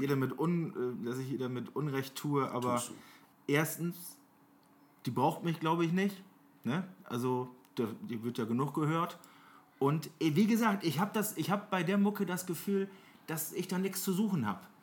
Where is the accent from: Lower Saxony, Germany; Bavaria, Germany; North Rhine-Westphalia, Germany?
Lower Saxony, Germany; Oldenburg; bei uns in Oldenburg